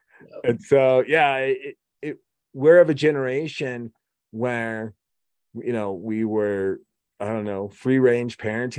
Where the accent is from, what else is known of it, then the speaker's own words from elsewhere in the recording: Oregon, United States; moved away; also born or lived in Wyoming; I grew up in Oregon.